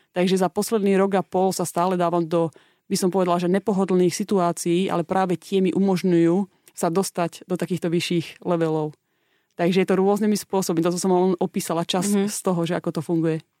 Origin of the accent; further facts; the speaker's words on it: Slovakia; moved away as an adult; also born or lived in Australia; ja keď som mala 19 rokov, som odišla zo Slovenska